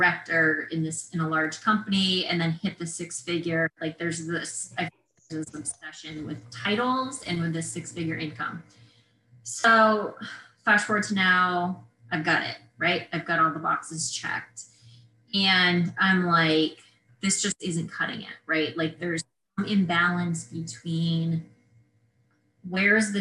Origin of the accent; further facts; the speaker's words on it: Vermont, United States; moved away as an adult; I was born and raised in Vermont. So I grew up in a really small town